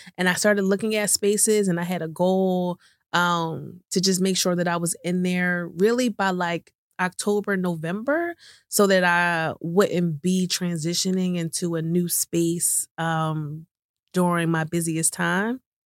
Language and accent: English; right outside of Philadelphia, Pennsylvania, United States; moved away as an adult; also born or lived in New York City, United States; moved from New York City to back to my hometown right outside of Philadelphia